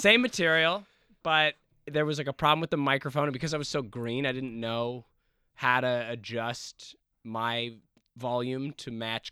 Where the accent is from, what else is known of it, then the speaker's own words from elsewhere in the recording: Ladner, British Columbia, Canada; moved away as an adult; now in Los Angeles, United States; I grew up in Ladner, which is right. about forty five minutes outside of the city